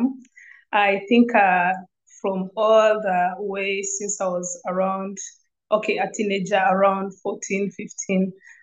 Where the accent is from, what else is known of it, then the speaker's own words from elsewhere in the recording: Uganda; I'm from Uganda.